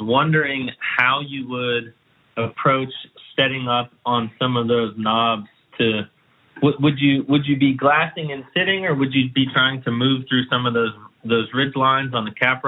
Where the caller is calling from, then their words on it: Central Texas, United States; I'm calling from Central Texas.